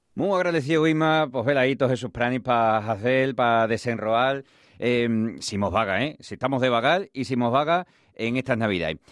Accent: Extremadura, Spain; como buenos extremeños

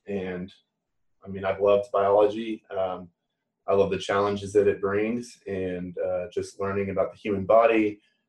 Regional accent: Nacogdoches, Texas, United States; now in Waco, United States; I was born and raised in Nacogdoches, Texas, which is a small town in East Texas

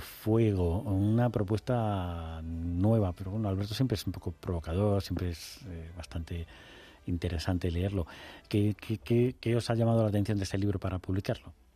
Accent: Extremadura, Spain; yo he crecido en un pueblecito de 3.000 habitantes

